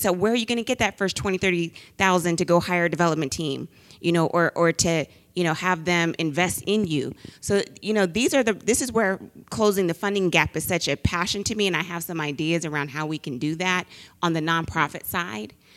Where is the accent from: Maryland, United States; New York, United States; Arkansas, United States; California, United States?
California, United States; the Bay Area; I'm from the Bay